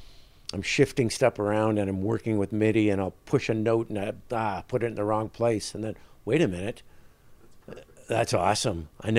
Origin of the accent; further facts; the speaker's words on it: Winnipeg, Manitoba, Canada; In Winnipeg.